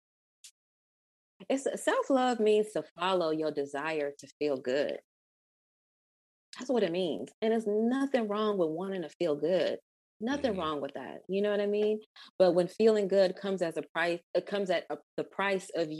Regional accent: Ghana; moved away; also born or lived in Atlanta, Georgia, United States / United States; I'm West African. I'm from Ghana

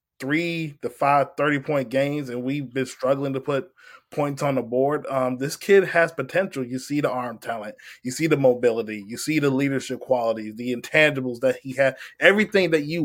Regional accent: Virginia, United States; I'm from Virginia, and I'm not really from the DMV. I'm more like the 757

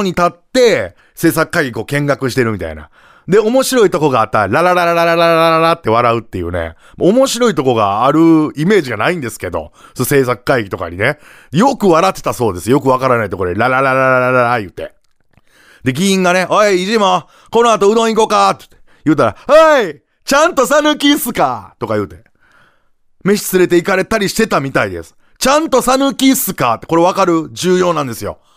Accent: Sakai, Osaka, Japan; 僕の出身地である大阪府堺市にですねこのゆとり教育に強く影響を受けた家具屋のおっさんがいたんですよね

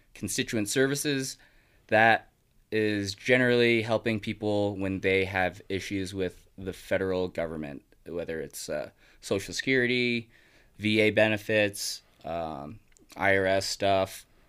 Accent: Sparks, Nevada, United States; Growing up in Sparks

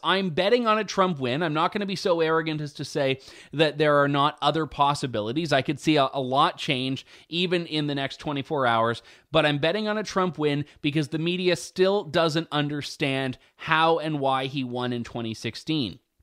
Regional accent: London, Ontario, Canada; my hometown

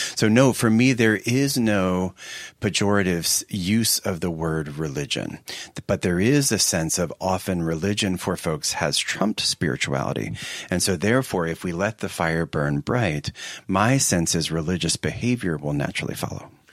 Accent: Philadelphia, Pennsylvania, United States; now in Seattle, United States; I'm from the Philadelphia area, and in fact, by the time I was sixteen, I was living a half a block from Westminster Seminary

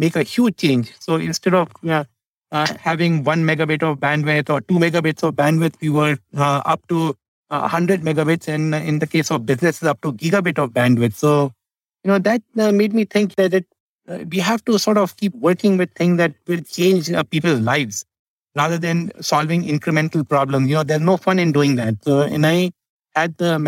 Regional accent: India; I grew up in India

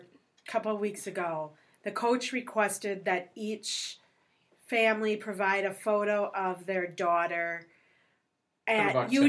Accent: Minnesota, United States; being from Minnesota

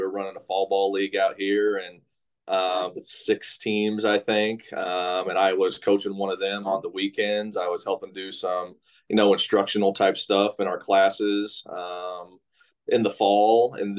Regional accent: Kokomo, Indiana, United States; I'm a kid from Kokomo, grew up in Kokomo, Indiana, went to Western High School.

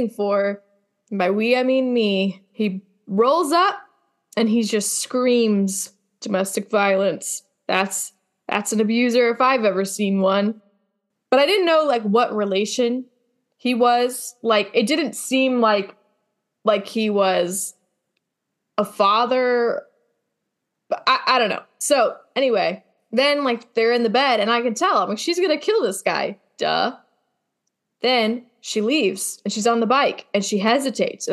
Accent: Ohio, United States; now in Bakersfield, United States; I say y'all, and I'm from Ohio

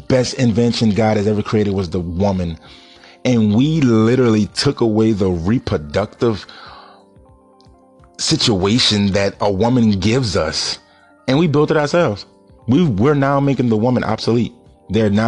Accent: New Orleans, Louisiana, United States; I'm from New Orleans, for all y'all that's listening to me. I'm from New Orleans. I live in New Orleans

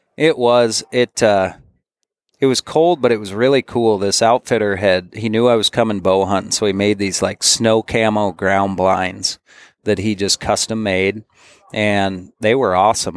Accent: Bozeman, Montana, United States; I grew up in Bozeman, Montana.

